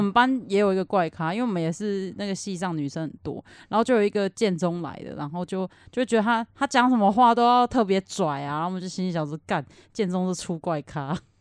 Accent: Kaohsiung, Taiwan; moved away; 我从高雄来

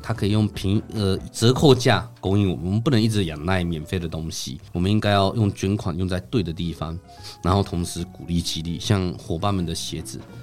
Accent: Taiwan; 我们台湾人

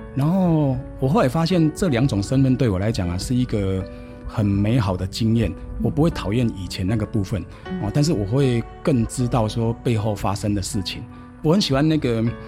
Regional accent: Taitung County, Taiwan; 我是台东人，我是太原的人

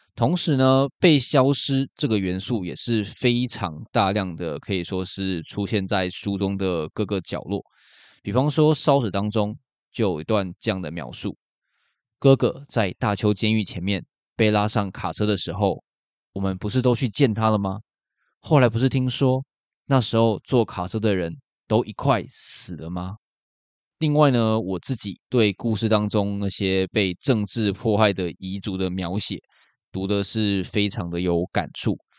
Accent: Taiwan; 身为台湾人

